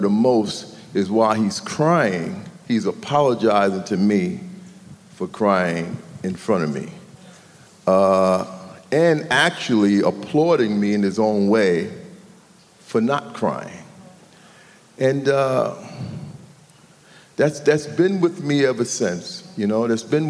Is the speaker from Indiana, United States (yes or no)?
no; New York City, New York, United States; I grew up in New York City, between Harlem and the Bronx